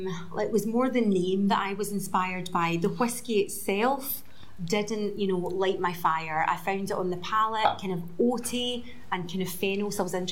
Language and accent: English; Mull, Scotland, United Kingdom; growing up on Mull